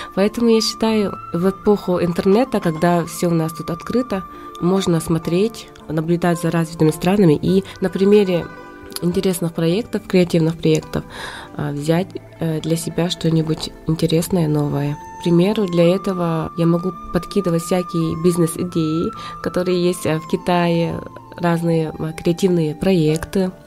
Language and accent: Russian; Verkhnevilyuysk, Sakha Republic, Russia; now in China; сама я родом из Верхневилюйска, село Батулу.